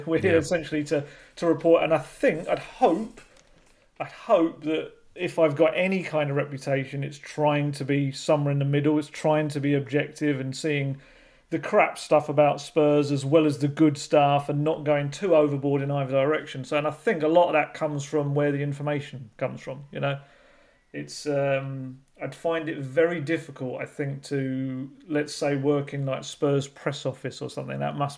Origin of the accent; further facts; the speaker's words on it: England, United Kingdom; So obviously we're going to have to work on that as English journalists over the years